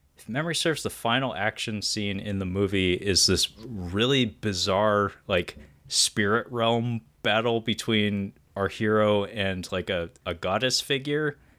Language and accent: English; Pacific Northwest, United States; I'm from the Pacific Northwest